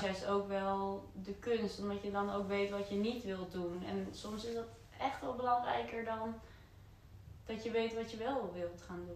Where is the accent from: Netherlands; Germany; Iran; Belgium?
Netherlands; hetzelfde dorpje waar ik vandaan kom